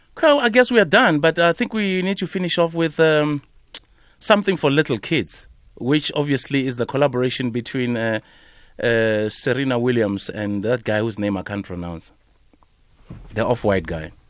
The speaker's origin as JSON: {"language": "English", "country": "South Africa", "tie": "born or raised there", "said": "we grew up in Ekasi"}